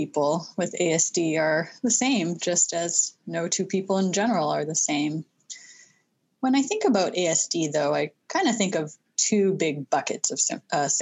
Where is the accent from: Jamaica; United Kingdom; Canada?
Canada; Vancouver, British Columbia; now in New England, United States; I'm a proud Canadian and grew up in Vancouver